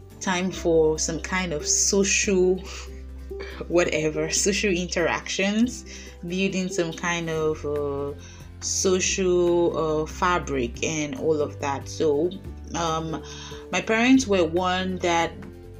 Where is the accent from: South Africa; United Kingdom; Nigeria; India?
Nigeria; Idah, Kogi; moved away as an adult; also born or lived in Lagos, Nigeria; now in Russia; I was bred and bottered in Ida, Kogi State